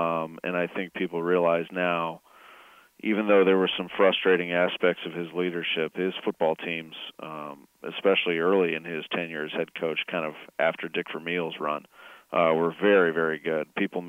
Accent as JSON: {"language": "English", "town": "St. Louis", "region": "Missouri", "country": "United States", "tie": "born or raised there", "also_born_or_lived": "Indiana", "said": "And this is my hometown, so."}